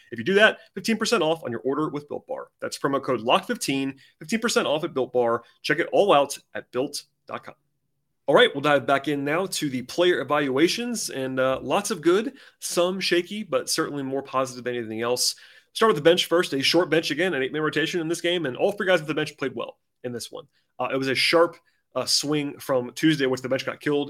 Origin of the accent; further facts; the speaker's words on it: Georgia, United States; growing up in Georgia, as I did